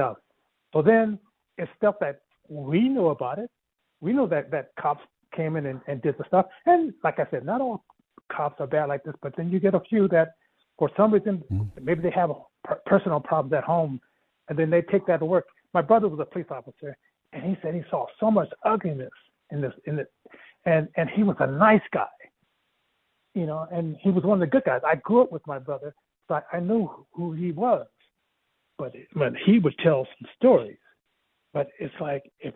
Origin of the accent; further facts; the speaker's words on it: Denver, Colorado, United States; moved away; also born or lived in Compton, California; I grew up in Denver. When I went to California, lived in Compton, California